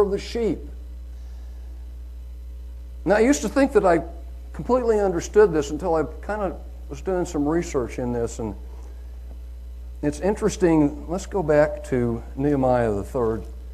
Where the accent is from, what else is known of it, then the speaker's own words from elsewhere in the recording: Oklahoma, United States; I'm from Oklahoma